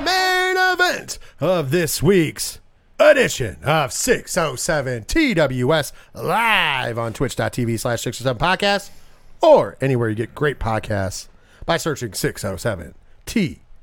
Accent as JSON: {"language": "English", "region": "New York", "country": "United States", "said": "I'm a New Yorker"}